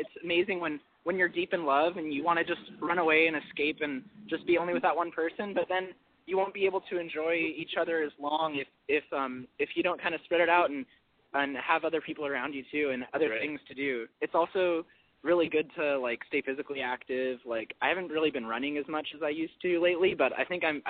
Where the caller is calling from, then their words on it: Garden Grove, California, United States; We're in Garden Grove. We're 23 and 24.